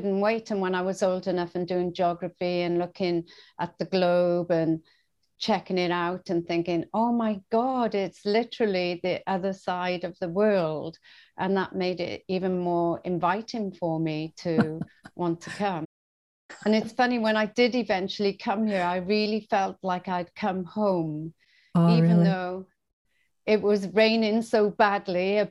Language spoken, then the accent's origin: English; Bridgend, Wales, United Kingdom; moved away as an adult; also born or lived in Swansea, Wales / Bermuda; now in Australia; move from my hometown, Bridgend, to Swansea, another town